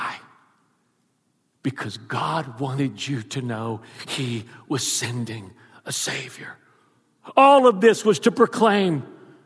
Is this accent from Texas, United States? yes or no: yes; Houston, Texas, United States; moved away as an adult; also born or lived in South Louisiana; I am from Texas. That's where I was born and raised, in Houston.